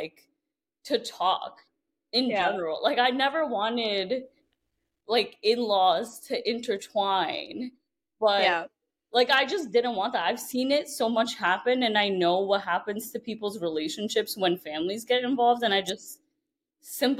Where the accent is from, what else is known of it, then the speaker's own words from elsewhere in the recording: New York City, New York, United States; moved away as an adult; I grew up in Brooklyn